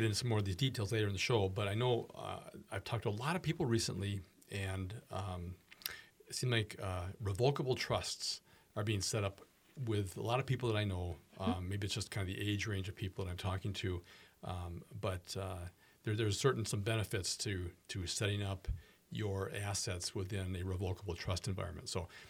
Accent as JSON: {"language": "English", "town": "Minneapolis", "region": "Minnesota", "country": "United States", "tie": "born or raised there", "said": "In Minneapolis versus St. Paul, so mm-hmm. I was born and raised in Minneapolis."}